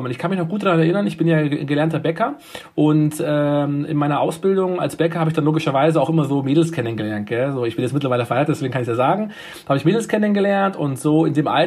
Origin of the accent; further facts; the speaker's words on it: Munich, Bavaria, Germany; ich bin 1987 in München geboren, in, ähm, in einem klassischen, äh, heute würde man sagen Ghetto